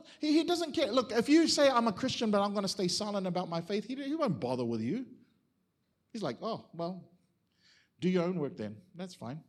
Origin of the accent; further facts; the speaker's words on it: Auckland, New Zealand; moved away as an adult; now in Australia; I grew up in Mount Wellington in Auckland